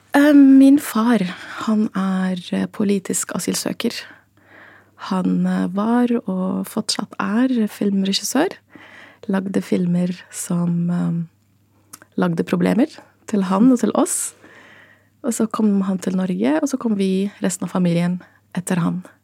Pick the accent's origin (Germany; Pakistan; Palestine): Palestine; Gaza, Gaza Strip; now in Norway; jeg ble født i Gaza som statsløs